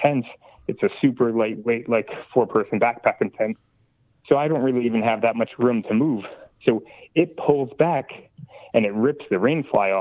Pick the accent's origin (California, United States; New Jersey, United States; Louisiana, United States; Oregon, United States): New Jersey, United States; I'm from New Jersey